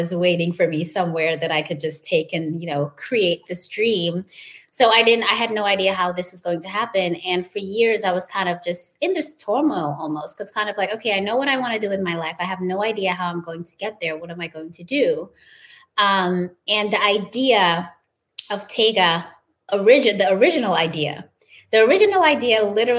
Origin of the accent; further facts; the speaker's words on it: Gambia; moved away as an adult; also born or lived in New York; now in Miami, United States; I grew up in Gambia in West Africa